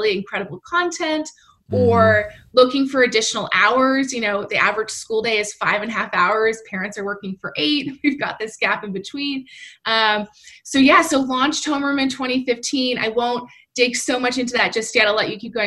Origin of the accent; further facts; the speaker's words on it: West Coast, United States; moved away as an adult; I'm from the West Coast.